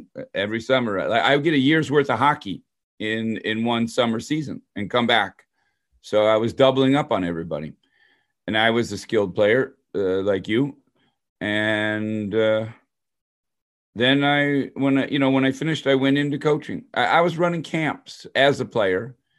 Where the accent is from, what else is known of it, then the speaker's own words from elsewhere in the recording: Detroit, Michigan, United States; So I grew up in Detroit, suburb of Detroit.